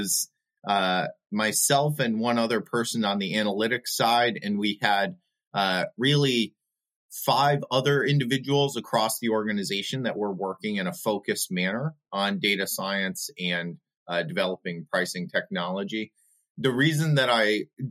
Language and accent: English; New York, United States; also born or lived in overseas; now in Buffalo, United States; I born and raised in New York and then overseas.